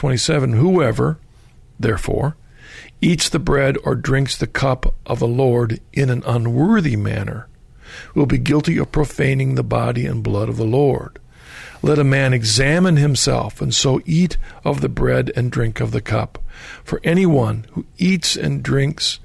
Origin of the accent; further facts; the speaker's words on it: Ohio, United States; moved away; also born or lived in Florida; I grew up in Ohio, so my time in Florida was short